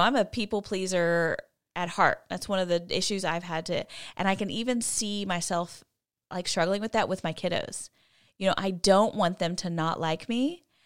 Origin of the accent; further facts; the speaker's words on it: College Station, Texas, United States; I grew up in College Station where Texas A and M is